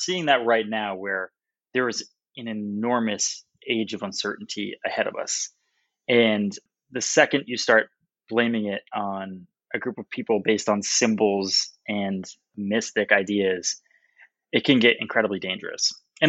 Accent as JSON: {"language": "English", "town": "Salem", "region": "Massachusetts", "country": "United States", "said": "I'm from Salem, Massachusetts. I grew up reading every single witch-based story in America."}